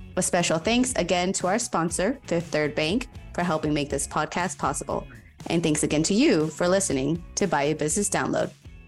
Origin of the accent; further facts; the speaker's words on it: Houston, Texas, United States; I'm from Houston